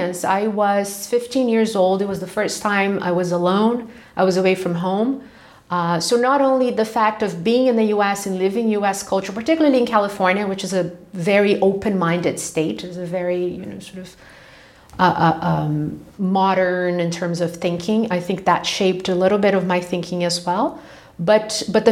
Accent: Rio de Janeiro, Brazil; moved away as an adult; also born or lived in Brasilia, Brazil; now in Switzerland; I'm not from the city of Rio itself. I'm from the state of Rio, about two hours from the capital, which is a relatively small town for Brazilian standards

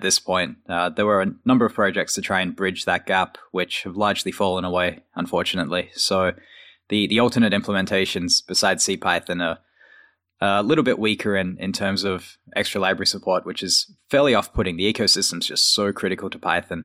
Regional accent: Australia; moved away as an adult; now in United States; being an Australian working at Microsoft in the U S.

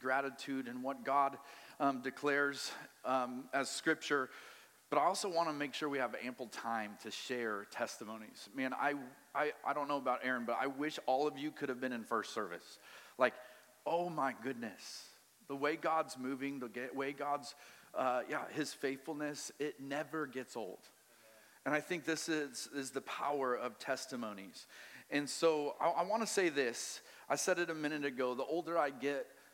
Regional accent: Colorado, United States; also born or lived in Maui, Hawaii; now in Wichita, United States; I'm from Colorado

